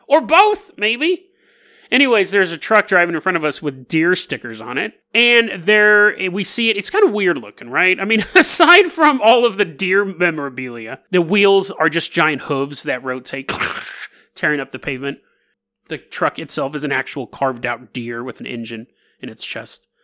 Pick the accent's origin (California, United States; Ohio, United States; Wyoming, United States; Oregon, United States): California, United States; Sacramento; I grew up in Sacramento